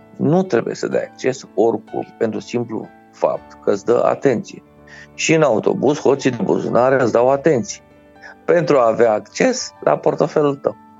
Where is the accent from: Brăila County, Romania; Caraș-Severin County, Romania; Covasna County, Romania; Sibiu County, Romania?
Caraș-Severin County, Romania; Reșița; Fiind născut și crescut în Reșița, un oraș din Banat, cu influență puternic germană